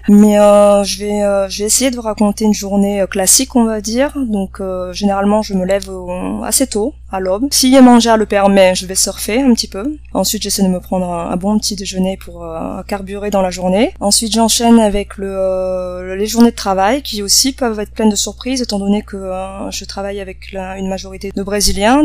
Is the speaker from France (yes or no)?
yes; Bordeaux, Nouvelle-Aquitaine, France; first language French and Vietnamese; moved away as an adult; also born or lived in Toulouse / Paris / Argentina / Netherlands; now in Brazil; je suis euh, de Bordeaux dans le sud-ouest de la France